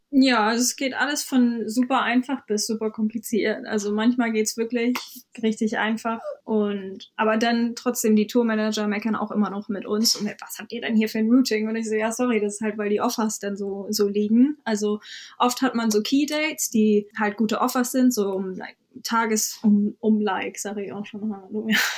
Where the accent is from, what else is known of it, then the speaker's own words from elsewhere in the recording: Hamburg, Germany; moved away as an adult; also born or lived in London; now in Brighton, United Kingdom; Ich komme ursprünglich aus Hamburg